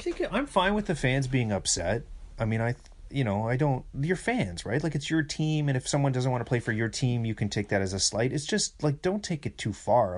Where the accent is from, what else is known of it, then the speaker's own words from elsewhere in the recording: Kamloops, British Columbia, Canada; now in Toronto, Canada; I'm going to the homeland. I'm going to see the dirt hills of Kamloops.